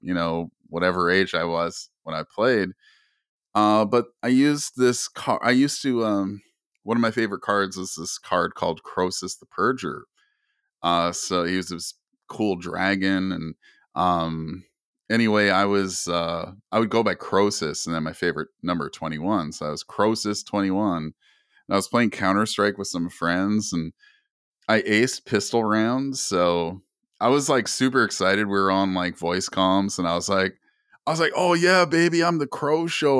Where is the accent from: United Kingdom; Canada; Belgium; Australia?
Canada; I'm, I'm originally from Canada.